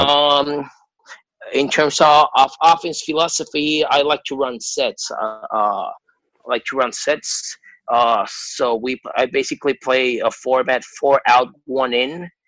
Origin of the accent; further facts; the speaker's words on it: Puerto Rico; I'm from Puerto Rico.